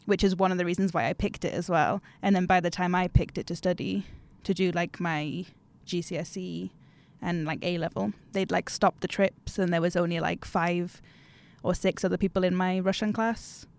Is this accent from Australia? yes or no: no; Newcastle upon Tyne, North East England, United Kingdom; moved away as an adult; now in Umeå, Sweden; I am from Newcastle in the UK